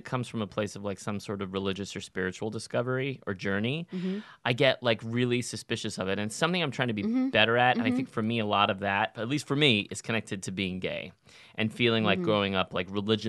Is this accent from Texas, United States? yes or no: yes; Texas, United States; I'm from Texas, like home of the tall tale